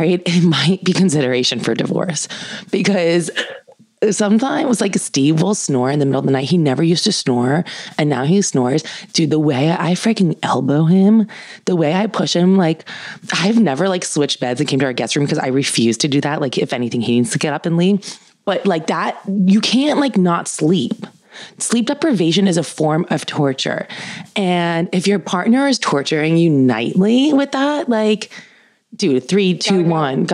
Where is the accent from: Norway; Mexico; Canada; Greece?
Greece; Lemnos, North Aegean; I'm from Lemnos.